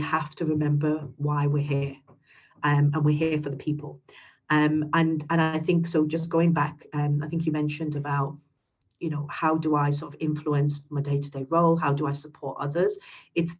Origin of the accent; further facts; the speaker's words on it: United Kingdom; first language English; I'm a British Pakistani